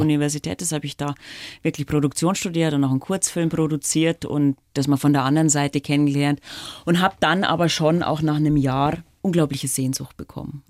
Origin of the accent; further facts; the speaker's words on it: Dorfen, Bavaria, Germany; accent: Lower Bavarian; also born or lived in Landshut; Also ich bin sozusagen in Oberbayern aufgewachsen